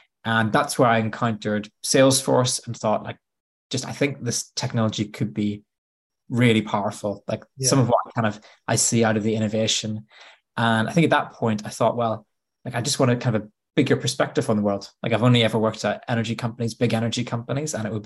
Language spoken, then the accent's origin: English; Bangor, Northern Ireland, United Kingdom; moved away as an adult; now in Nottingham, United Kingdom; I grew up in Northern Ireland. So I grew up in a little coastal town called Bangor.